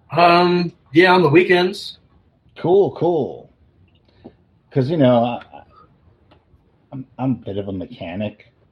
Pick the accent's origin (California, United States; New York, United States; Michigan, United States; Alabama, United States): New York, United States; Bronx; Oh, didn't I say I'm from the Bronx?